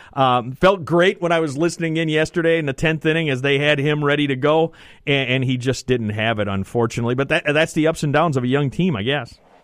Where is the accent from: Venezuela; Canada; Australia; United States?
United States; Milwaukee, Wisconsin; I grew up in the Milwaukee area